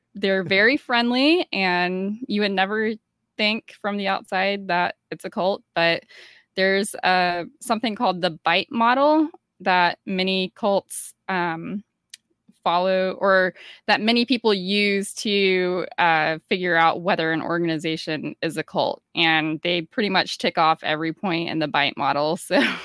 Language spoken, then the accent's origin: English; Georgia, United States; I grew up in Georgia, and Georgia is, you know, part of the Bible Belt